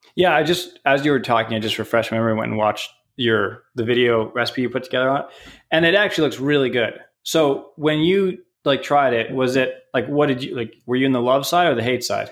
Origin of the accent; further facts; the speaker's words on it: Canada; now in United States; I'm from Canada